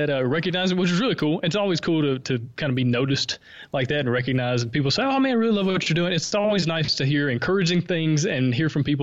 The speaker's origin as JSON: {"language": "English", "region": "the South", "country": "United States", "accent": "Southern", "said": "I think my Southern accent helps me stick out just a little bit."}